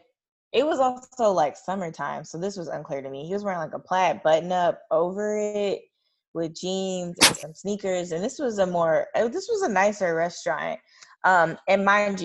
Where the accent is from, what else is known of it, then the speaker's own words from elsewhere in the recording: Kentucky, United States; I grew up in Kentucky